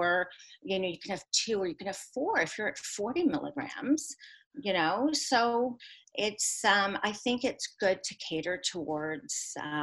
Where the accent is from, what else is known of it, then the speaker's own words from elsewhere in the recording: Toronto, Ontario, Canada; I'm actually from Toronto